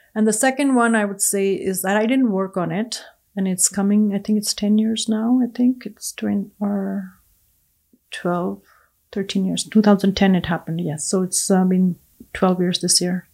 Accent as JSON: {"language": "English", "country": "India", "tie": "born or raised there", "second_language": "English", "moved": "as an adult", "lives_now": "Edmonton, Canada", "said": "growing up in India"}